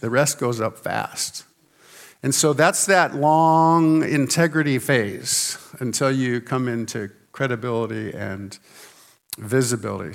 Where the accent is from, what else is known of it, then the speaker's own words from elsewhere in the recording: Santa Barbara, California, United States; I was born in Santa Barbara, California, uh, near the beach, actually not too far away from the beach